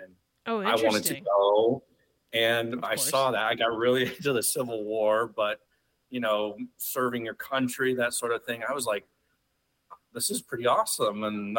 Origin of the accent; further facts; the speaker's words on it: Chico, California, United States; I was born and raised in Chico, California. It's this little town in Northern California.